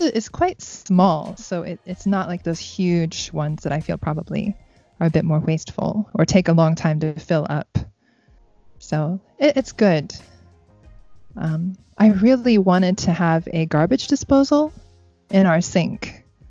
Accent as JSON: {"language": "English", "country": "United States", "moved": "yes", "lives_now": "Japan", "said": "me being American"}